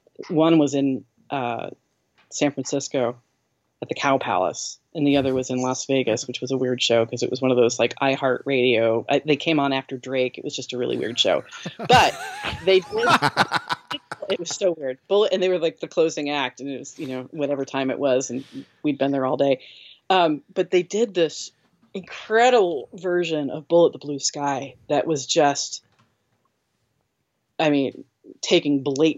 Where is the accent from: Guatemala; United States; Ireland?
Ireland; the reason we care so much about America is because we're Irish